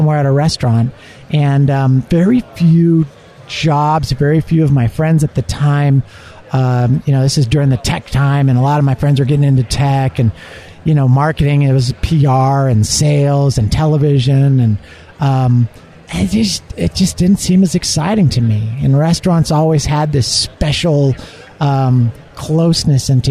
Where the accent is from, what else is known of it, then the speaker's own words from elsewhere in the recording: Southern California, United States; moved away as an adult; also born or lived in Bay Area, California / Kansas City; I grew up in Southern California, and I was a busboy at Bob's Big Boy